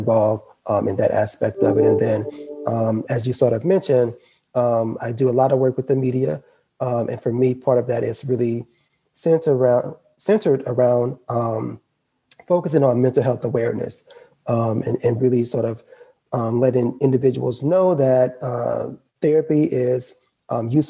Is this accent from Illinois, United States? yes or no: no; Baton Rouge, Louisiana, United States; I am a Louisiana native, born and raised in Baton Rouge, Louisiana